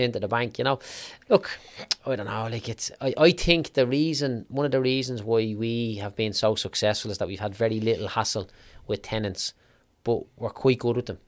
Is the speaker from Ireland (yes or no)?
yes; Clondalkin, Leinster, Ireland; I was growing up in Clondalkin